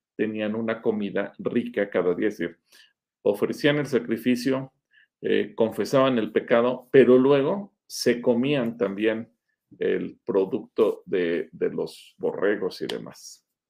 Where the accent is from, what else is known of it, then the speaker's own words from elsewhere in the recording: Mexico; somos mexicanos